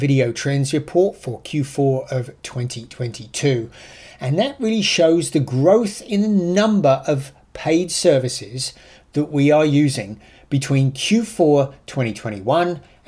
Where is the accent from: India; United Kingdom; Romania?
United Kingdom; accent: British; now in United States; I'm an ex-Brit